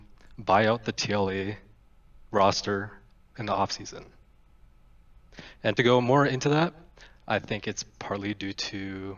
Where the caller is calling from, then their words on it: Minnesota, United States; I am calling from Minnesota.